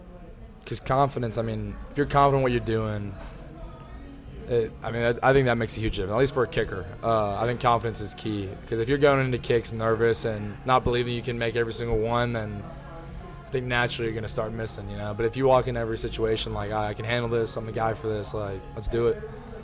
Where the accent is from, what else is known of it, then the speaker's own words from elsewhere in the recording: Dallas, Texas, United States; I am from Dallas. I'm a little biased, but that's my MVP right there this year.